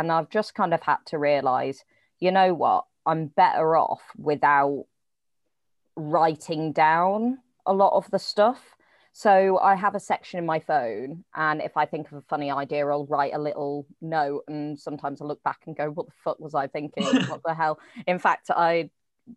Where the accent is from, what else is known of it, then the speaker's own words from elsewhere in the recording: Oxford, South East England, United Kingdom; also born or lived in Manchester; now in Wigan, United Kingdom; I'm previously from Oxford, but I've now moved to Manchester